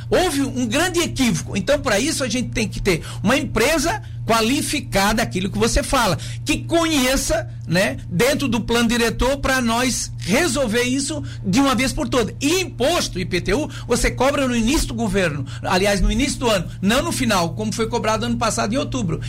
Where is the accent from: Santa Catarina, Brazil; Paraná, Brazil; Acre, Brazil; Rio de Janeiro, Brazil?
Santa Catarina, Brazil; Pescaria Brava; also born or lived in Laguna; eu quero dar minha contribuição como filho da terra de Pescaria Brava